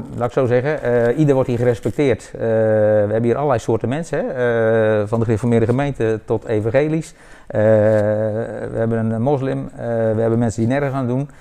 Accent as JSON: {"language": "Dutch", "town": "Leersum", "region": "Utrecht", "country": "Netherlands", "tie": "born or raised there", "moved": "as an adult", "lives_now": "Woudenberg, Netherlands", "said": "Ik ben geboren in Leersum, over 53 jaar geleden. Eh, daar heb ik ruim drie, 32 eh, eh, jaar gewoond."}